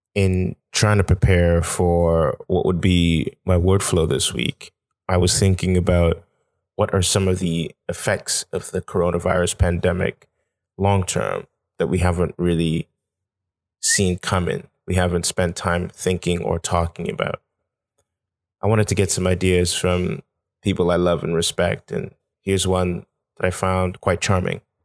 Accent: Nigeria; now in Canada; I'm this Nigerian guy trying to make a life out in Canada.

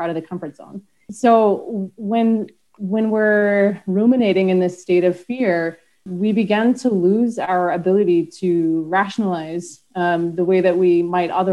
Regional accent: United States; moved away; being an American, I haven't actually lived in the US for so long

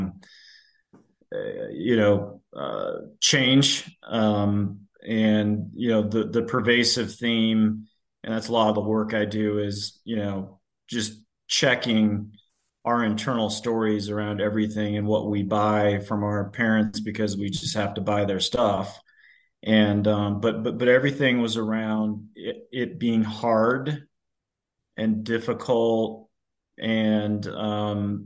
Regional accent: Loveland, Colorado, United States; now in Castle Pines Village, United States; I grew up in Loveland, Colorado State grad.

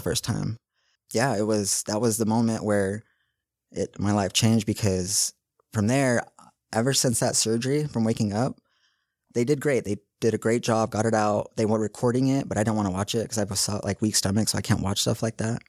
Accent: West Valley City, Utah, United States; I grew up right here in West Valley, Kearns.

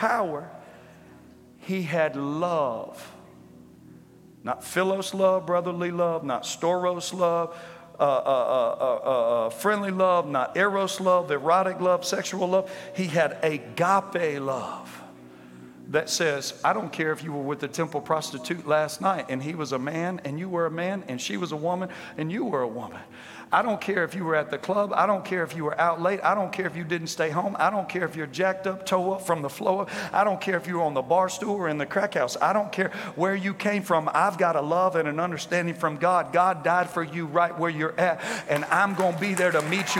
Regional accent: Louisiana, United States; I said, Louisiana

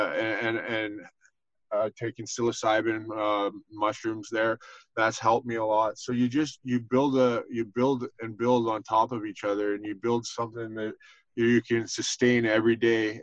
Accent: Ontario, Canada; moved away as an adult; now in Collingwood, Canada; it's been 9 months since I've left my hometown there and moved up to Collingwood

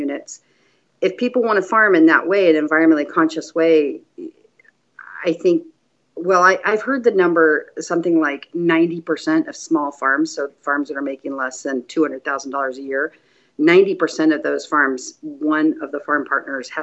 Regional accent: San Joaquin Valley, California, United States; now in Oregon, United States; I grew up in farming in the San Joaquin Valley of California

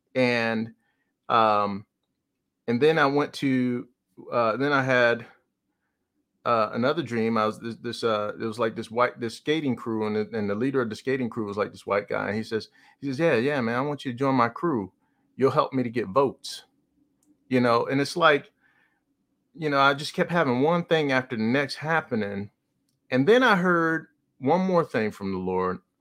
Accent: New Jersey, United States; I'm from New Jersey

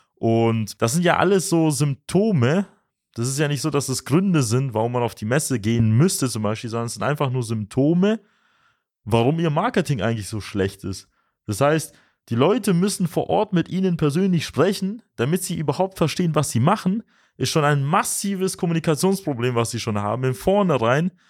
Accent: Swabia, Germany; für uns als Schwaben, als moderne Schwaben

